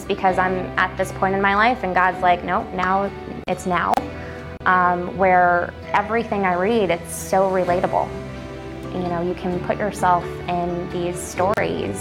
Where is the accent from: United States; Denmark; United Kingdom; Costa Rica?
United States; Naples, Florida; I am from Naples, Florida. I've been here since 96